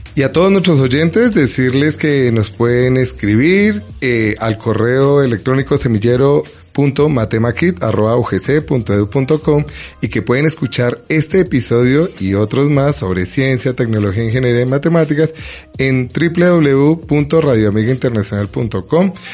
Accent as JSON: {"language": "Spanish", "region": "Bogotá", "country": "Colombia", "tie": "born or raised there", "said": "los que somos de Bogotá, los que hemos sido de Bogotá toda la vida"}